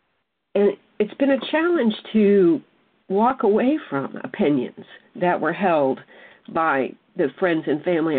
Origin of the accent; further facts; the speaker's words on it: South Mississippi, United States; I was raised in South Mississippi